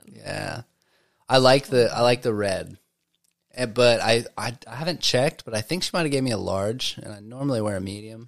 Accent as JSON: {"language": "English", "region": "Southwest Arkansas", "country": "United States", "also_born_or_lived": "Conway, Arkansas", "moved": "yes", "said": "I'm from Southwest Arkansas"}